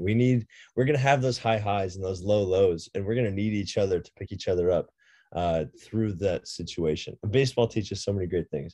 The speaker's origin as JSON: {"language": "English", "town": "Boulder", "region": "Colorado", "country": "United States", "tie": "born or raised there", "said": "born and raised in Boulder, Colorado."}